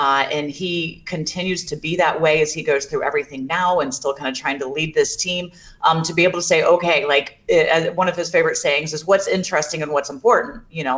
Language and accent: English; Jacksonville, Florida, United States; This is going to be an interesting thing for myself because I'm actually from Jacksonville as well, and my parents are coming up.